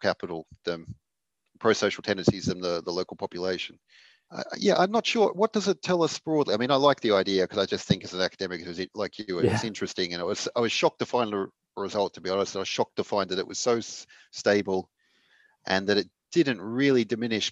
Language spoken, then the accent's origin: English; Australia; as an Australian